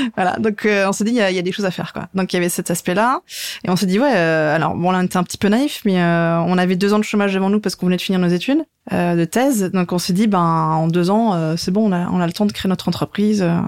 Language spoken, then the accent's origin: French; Lorraine, Grand Est, France; moved away as an adult; now in Strasbourg, France; je suis pas alsacienne, mais je suis lorraine